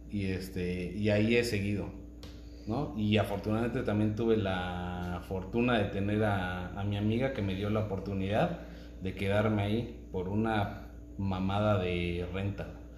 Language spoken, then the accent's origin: Spanish; Oaxaca, Mexico; now in Querétaro, Mexico; Digo, para los que no saben, soy de Oaxaca.